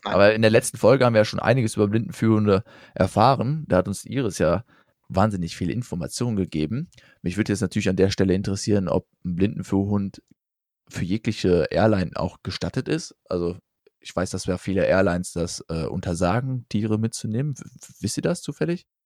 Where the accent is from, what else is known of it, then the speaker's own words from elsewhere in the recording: Rhineland, Germany; als Rheinländer